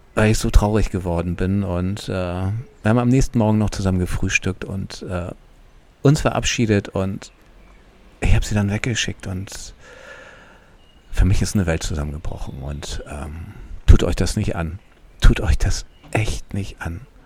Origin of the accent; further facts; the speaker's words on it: Hamburg, Germany; ich als Flachlandtiroler, ich komme aus Hamburg